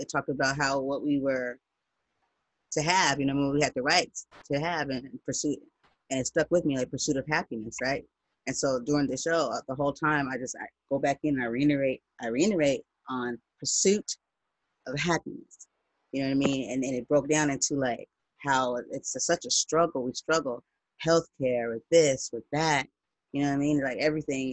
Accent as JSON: {"language": "English", "country": "United States", "said": "I'm not from Africa. I'm black, I'm American"}